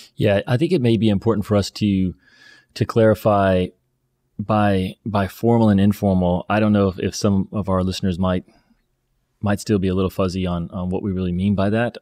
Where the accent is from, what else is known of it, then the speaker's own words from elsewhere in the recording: the Bible Belt, United States; growing up in the Bible Belt